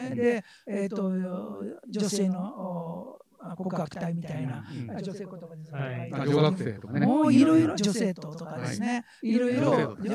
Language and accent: Japanese; Miyazaki, Japan; 宮崎弁ですね。宮崎弁そうそうそう、宮崎。宮崎のご出身宮崎の出身です。